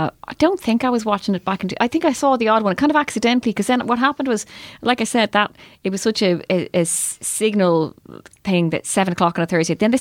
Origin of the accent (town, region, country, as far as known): Ireland